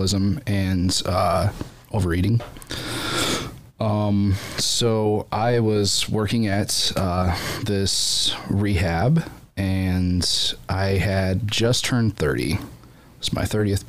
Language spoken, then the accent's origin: English; Bucyrus, Ohio, United States; moved away as an adult; now in Findlay, United States; I live here in Finley, but I grew up in Bucyrus, as an only child.